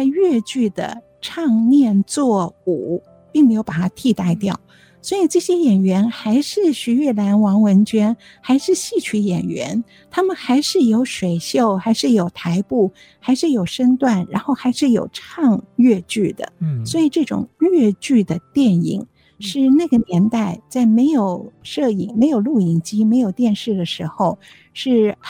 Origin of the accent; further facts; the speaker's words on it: Zhejiang, China; 虽然我是浙江人，可是我还是没有办法听懂他的吴侬软语。